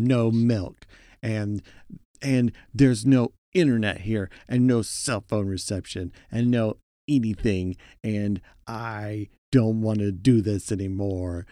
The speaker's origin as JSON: {"language": "English", "region": "Oklahoma", "country": "United States", "tie": "born or raised there", "also_born_or_lived": "Texas", "moved": "yes", "said": "growing up in Oklahoma"}